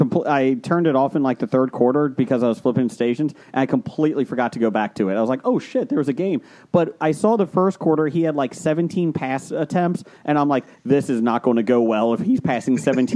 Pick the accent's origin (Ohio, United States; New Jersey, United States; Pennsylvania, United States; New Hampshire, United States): Ohio, United States; Cincinnati; now in Arizona, United States; I grew up in Cincinnati